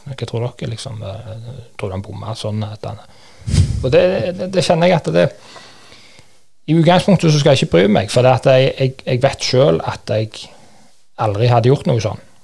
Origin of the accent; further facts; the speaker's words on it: Kvernland, Rogaland, Norway; trente hjemme på Kvernland